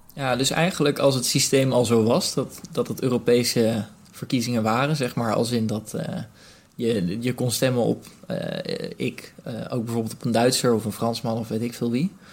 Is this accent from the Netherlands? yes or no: yes; Rotterdam, South Holland, Netherlands; ik bijvoorbeeld nu als Rotterdammer